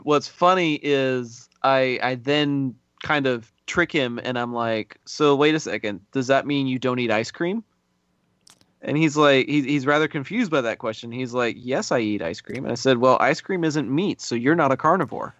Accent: Texas, United States; as a Texan

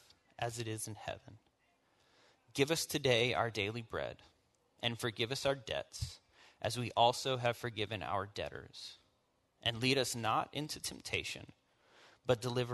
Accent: the South, United States; I am born and raised in the South, as hillbilly as it gets

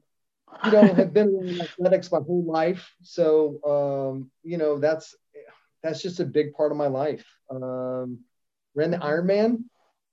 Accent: Cedar Falls, Iowa, United States; also born or lived in New Mexico; grew up in Iowa, kind of all over in between, but born there and graduated high school in Iowa.

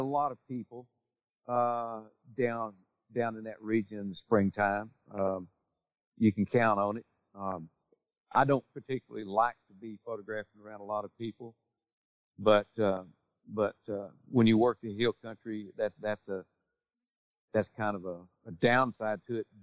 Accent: Texas, United States; my home state

